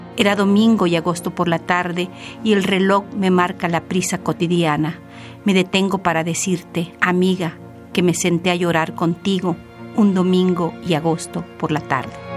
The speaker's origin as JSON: {"language": "Spanish", "town": "Cuajinicuilapa", "region": "Guerrero", "country": "Mexico", "tie": "born or raised there", "also_born_or_lived": "Mexico City", "said": "Chica de Guerrero, en el pueblo de Coajinicuilapa. Ahí nací"}